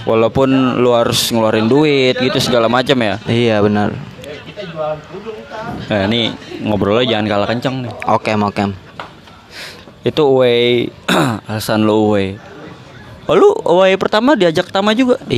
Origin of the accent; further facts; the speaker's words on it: Jakarta, Indonesia; ya kita juga sebagai orang Jakarta khususnya apalagi gua gua kolot banget sama Jakarta ya kan